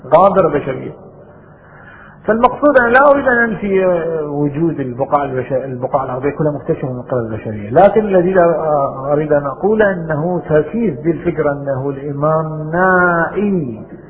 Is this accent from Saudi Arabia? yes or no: no; Bahrain; عندنا في البحرين